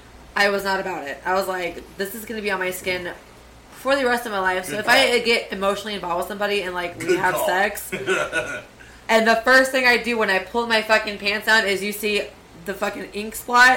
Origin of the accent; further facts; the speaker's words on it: Galveston, Texas, United States; Galveston, Texas.